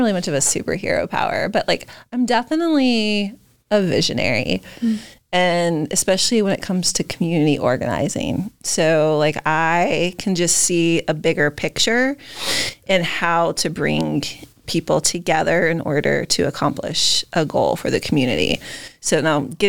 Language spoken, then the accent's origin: English; Maine, United States; we're from Maine